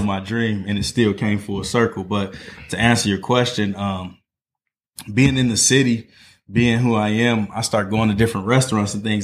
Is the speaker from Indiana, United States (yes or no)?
yes; Northwest Indiana, United States; moved away as an adult; now in Indianapolis, United States; I'm from Northwest Indiana. Um, so, grew up in East Chicago, Maryville, Gary area.